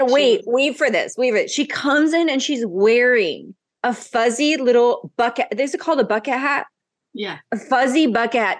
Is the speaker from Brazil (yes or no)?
yes; Brazil; So because I grew up half in Brazil, I had a context for what it means.